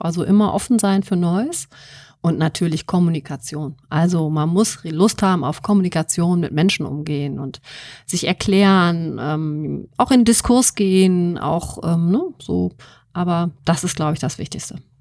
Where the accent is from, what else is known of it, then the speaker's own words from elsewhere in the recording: Wuppertal, North Rhine-Westphalia, Germany; moved away as an adult; now in Münster, Germany; ich bin in Wuppertal geboren, bin ja. dann zum Studium hier hingekommen